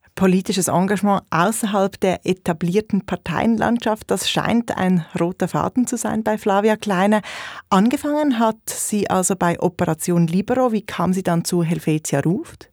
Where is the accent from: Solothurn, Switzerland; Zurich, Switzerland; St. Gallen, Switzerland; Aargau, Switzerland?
Zurich, Switzerland; Als Zürcherin und Historikerin